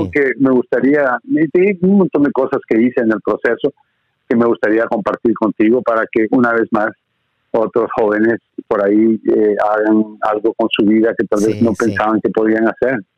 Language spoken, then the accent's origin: Spanish; Guatemala; born there; also born or lived in Honduras / Miami; viví en Honduras un tiempo, mi madre es hondureña, entonces viví en Honduras un tiempo, nací en Guatemala, viví en Guatemala un tiempo, viví en Miami un tiempo, o sea, estuve viajando por todos lados, soy el inmigrante típico